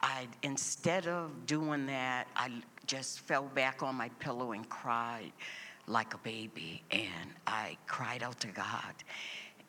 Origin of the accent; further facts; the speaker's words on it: Boston, Massachusetts, United States; I was born and raised here in Boston